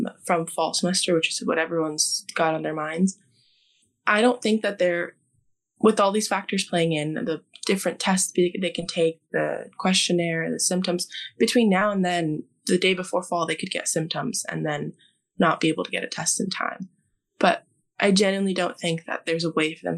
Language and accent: English; Miami, Florida, United States; I'm from Miami